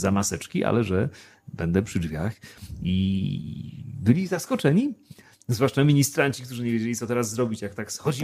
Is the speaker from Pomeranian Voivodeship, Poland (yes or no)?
no; Przemyśl, Subcarpathian Voivodeship, Poland; also born or lived in Tarnów; now in Wrocław, Poland; urodziłem się w Tarnowie, bardzo piękne miasto, aczkolwiek w ogóle go nie znam, bo nigdy tam nie mieszkałem, a wychowałem się w nie mniej, a może nawet bardziej urokliwym mieście Przemyślu, a więc Podkarpacie